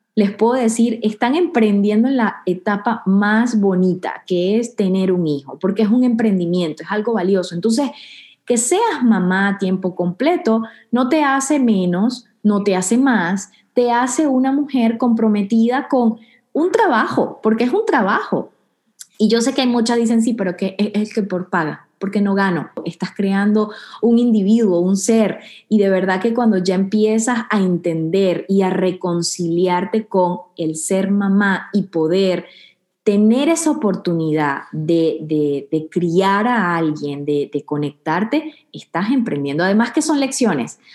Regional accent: Venezuela; now in Houston, United States; vengo de, Venezuela, de un pueblo pequeño

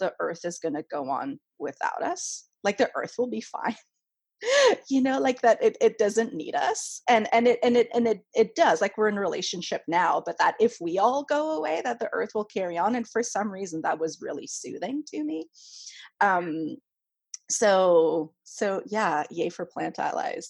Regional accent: Canada; first language French; English is a second language; moved away as an adult; now in United States; I'm French Canadian. That's my first language

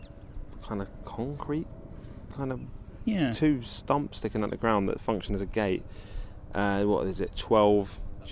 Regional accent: London, United Kingdom; I mean, I grew up on the Octavia Hill estate.

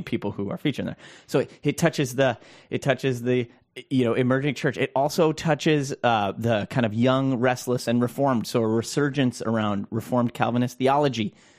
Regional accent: Minnesota, United States; I'm a Minnesotan

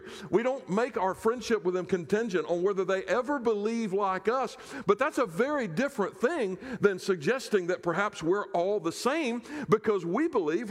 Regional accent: South Carolina, United States; in my home state of South Carolina, the latch in the buckle of the Bible Belt, that's where I come from

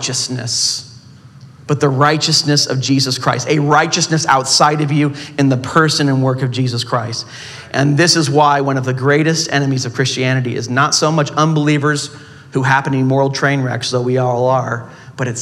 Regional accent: Southern California, United States; I'm from Southern California.

